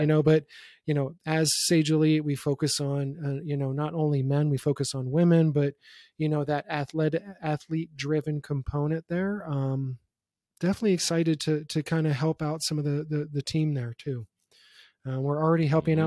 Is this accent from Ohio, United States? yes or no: yes; Youngstown, Ohio, United States; being born and raised in Youngstown, Ohio